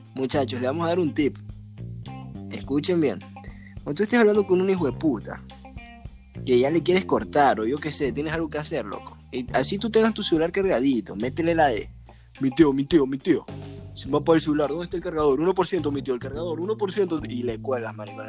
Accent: Ecuador; como humano ecuatoriano

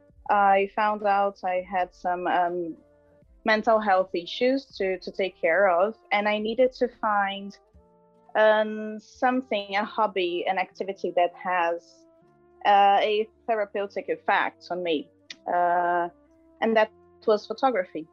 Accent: Brazil; moved away as an adult; now in Dublin, Ireland; a Brazilian person

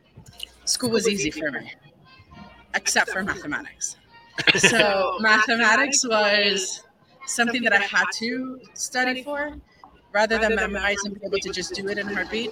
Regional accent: Puerto Rico; first language Spanish; English is a second language; now in Pittsburgh, United States; I grew up in Puerto Rico, so my first language is Spanish

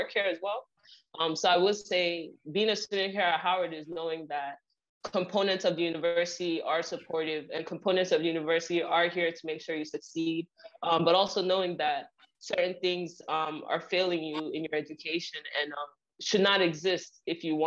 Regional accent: Nigeria; now in New Jersey, United States; I grew up in Nigeria, so we came here with visions to succeed

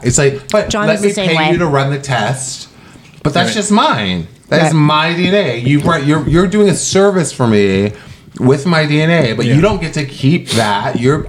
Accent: Massachusetts, United States; No, this isn't my father's side was all in Massachusetts. I was born in Massachusetts.

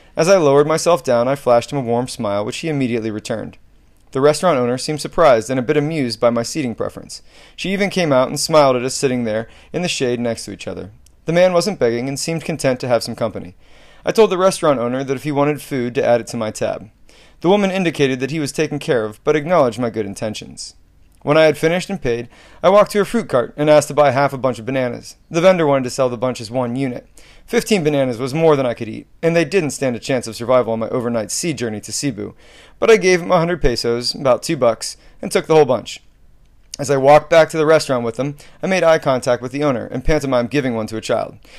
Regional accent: United States; U S

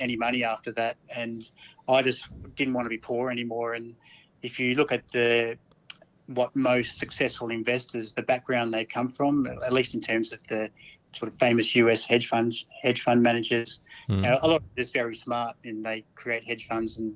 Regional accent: Mount Gambier, South Australia, Australia; I grew up in Mount Gambier in country South Australia

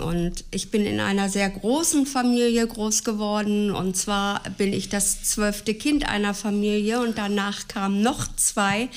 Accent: Gifhorn, Lower Saxony, Germany; also born or lived in Celle / Flettmar; ich bin 1946 geboren in Celle. Meine Eltern wohnten derzeit in Flettmar, Kreis Gifhorn

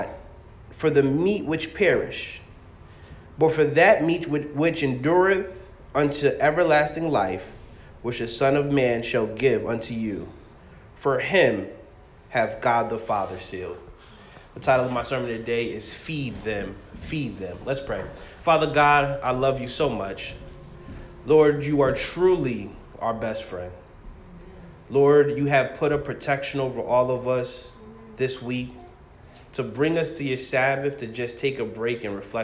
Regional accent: Massachusetts, United States; I'm from Massachusetts, but I come from a West Indies church.

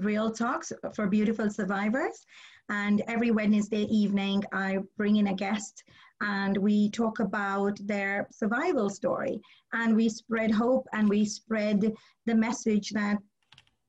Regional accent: India; I'm Indian

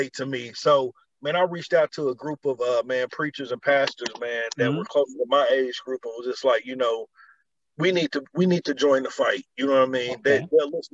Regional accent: Georgia, United States; now in Indiana, United States; I'm originally from Georgia

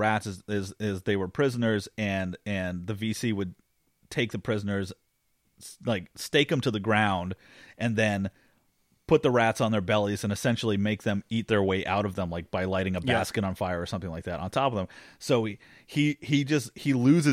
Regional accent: Maine, United States; we're living in Maine, we're from Maine, you know, northern New England

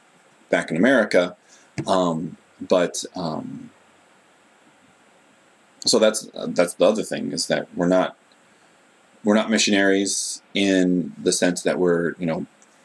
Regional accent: United States; now in Japan

